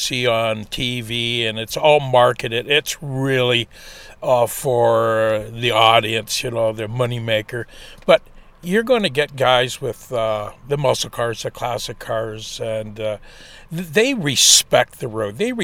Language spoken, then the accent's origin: English; Burk's Falls, Ontario, Canada; we're from Burke Falls, this little town here